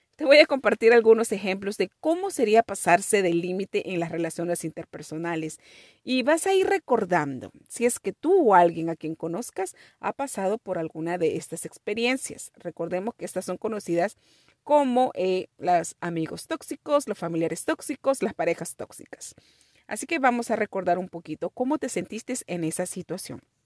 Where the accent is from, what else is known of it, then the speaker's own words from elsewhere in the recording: Peru; Nuestra cultura, mi cultura, mi familia está basada en todo lo que es la comida y una comida deliciosa. Somos de Perú